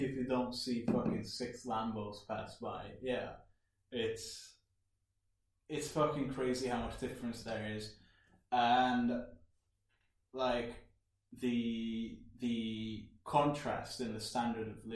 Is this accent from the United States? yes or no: no; Borsod-Abaúj-Zemplén, Hungary; moved away; also born or lived in Dubai; I come from Hungary.